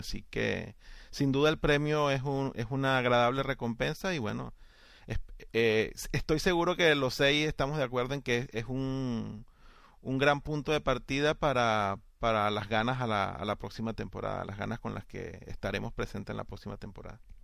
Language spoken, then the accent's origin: Spanish; Venezuela; a mí como aficionado y como venezolano